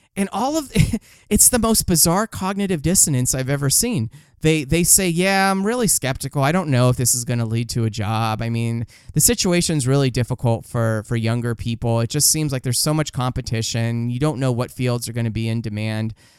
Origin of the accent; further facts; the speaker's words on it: Los Angeles, California, United States; I'm from Los Angeles